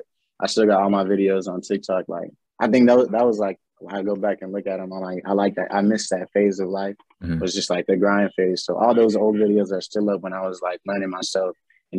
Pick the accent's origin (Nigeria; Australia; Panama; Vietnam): Panama; now in Austin, United States; I'm from Panama